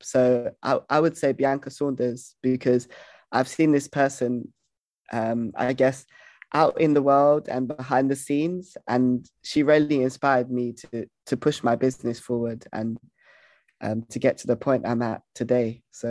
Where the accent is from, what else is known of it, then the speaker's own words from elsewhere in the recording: London, United Kingdom; I grew up in London